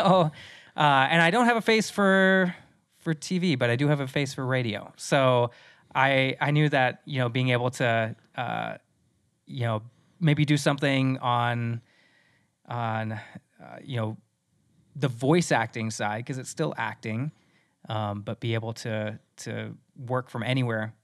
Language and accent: English; Midwest, United States; moved away; also born or lived in South Dakota; I'm originally from the Mid-, Midwest